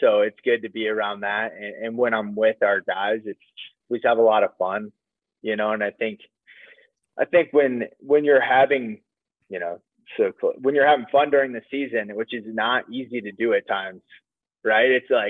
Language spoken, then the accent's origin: English; Waverly, Iowa, United States; moved away as an adult; also born or lived in Pennsylvania; I grew up in Iowa.